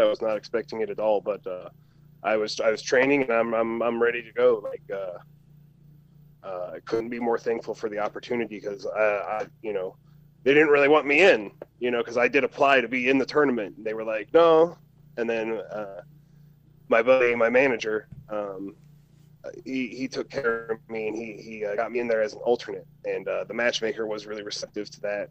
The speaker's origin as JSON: {"language": "English", "region": "Indiana", "country": "United States", "tie": "born or raised there", "moved": "as an adult"}